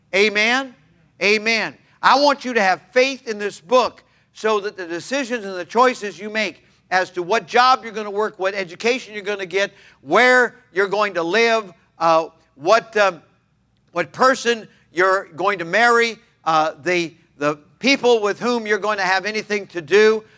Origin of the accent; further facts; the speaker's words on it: Los Altos, California, United States; My dad and my mom had taken a little church, a mission church in Los Altos, California. I was nine months of age at the time